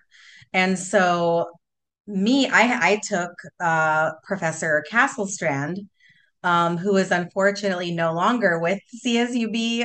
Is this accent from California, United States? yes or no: yes; Southern California, United States; growing up in Southern California, my parents always took us to the beach